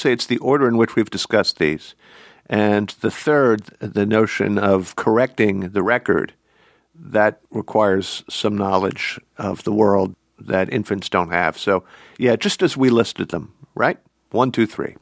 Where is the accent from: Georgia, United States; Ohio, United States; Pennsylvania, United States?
Pennsylvania, United States; Philadelphia; I'm a Philadelphian, a native Philadelphian